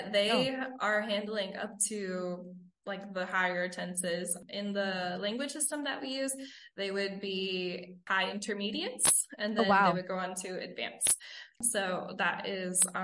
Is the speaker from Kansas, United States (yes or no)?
no; Maryland, United States; moved away as an adult; now in Honduras; I'm originally from Maryland.